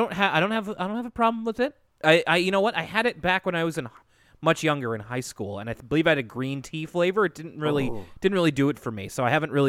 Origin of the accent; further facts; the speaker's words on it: Minnesota, United States; I do want to inform you that I'm from Minnesota, and it's not always cold unless you're in Duluth